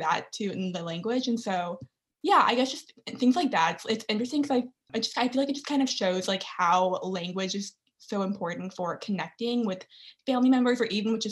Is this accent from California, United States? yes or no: no; Dallas, Texas, United States; I'm from Dallas, Texas